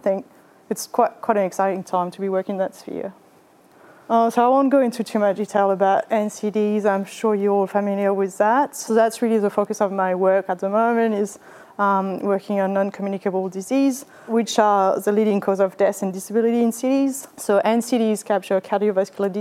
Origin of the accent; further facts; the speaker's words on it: France; English is a second language; moved away as an adult; also born or lived in Vietnam / Japan; now in Australia; you might have picked up from my accent that I was born in France. That's where I did my undergrad and my master's